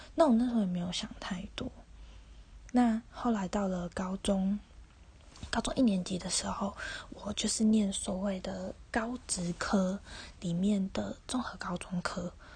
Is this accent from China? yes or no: no; Taiwan; moved away as an adult; 我爸爸妈妈都是台湾人，土生土长，然后我也是。然后下面还有个弟弟